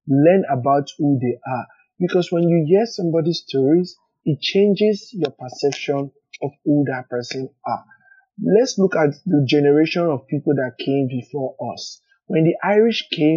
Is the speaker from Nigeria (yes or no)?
yes; Nigeria; moved away as an adult; now in United States; I came because I was fleeing persecution from my home country, Nigeria.